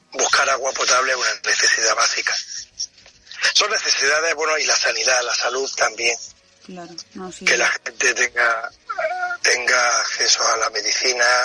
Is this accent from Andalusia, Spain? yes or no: yes; Granada, Andalusia, Spain; moved away as an adult; also born or lived in Niger; now in Benin; Pues yo soy de Granada. Tengo 56 años. Llevo 32 años en África, que llegué. He estado en periodos en España